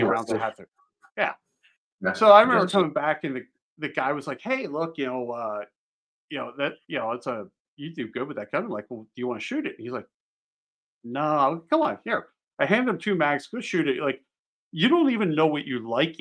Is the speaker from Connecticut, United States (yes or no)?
no; Pennsylvania, United States; moved away as an adult; also born or lived in Maryland; I grew up in Pennsylvania